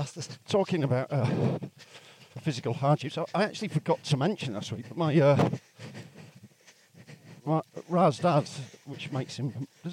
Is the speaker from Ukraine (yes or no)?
no; Yorkshire and the Humber, United Kingdom; moved away; I'm from Yorkshire